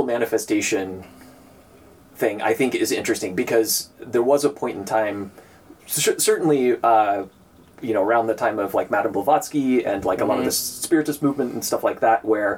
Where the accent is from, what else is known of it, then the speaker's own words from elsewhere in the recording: Northern Nevada, United States; I grew up in Northern Nevada